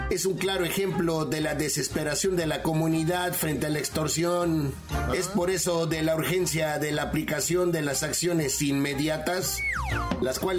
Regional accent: Zacazonapan, State of Mexico, Mexico; Hay a ver norte allá en Zacazonapan, allá el pueblo de donde yo soy.

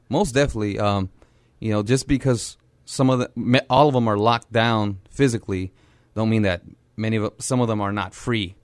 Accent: San Antonio, Texas, United States; growing up on the South Side, um, grew up very poor

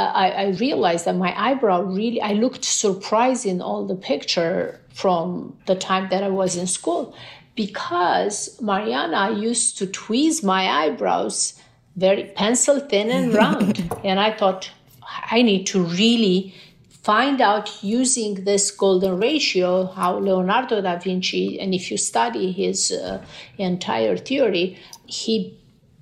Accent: Romania; English is a second language; moved away as an adult; also born or lived in Beverly Hills; now in United States; Growing up in Romania, we couldn't travel that much

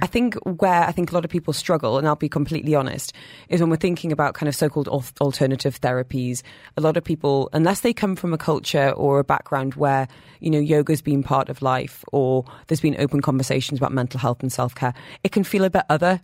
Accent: United Kingdom; I'm British

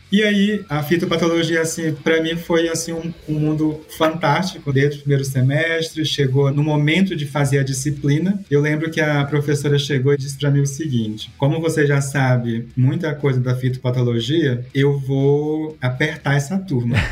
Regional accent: Santarém, Pará, Brazil; moved away as an adult; also born or lived in Sinop, Mato Grosso / Lavras, Minas Gerais; Eu falo que eu sou de Santarém, né, município, mas meus pais moram na beira do rio

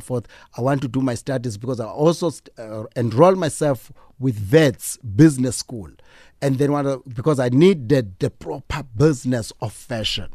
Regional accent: East London, Eastern Cape, South Africa; we grew up in East London

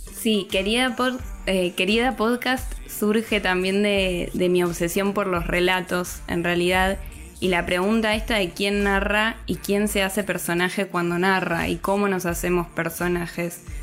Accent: Argentina; soy argentina.

